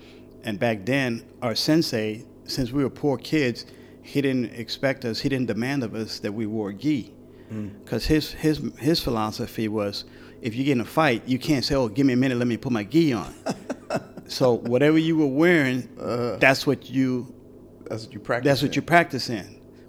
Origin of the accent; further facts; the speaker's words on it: Brooklyn, New York, United States; I'm a kid from Brooklyn, New York. I didn't know a lot of the heroes in the States.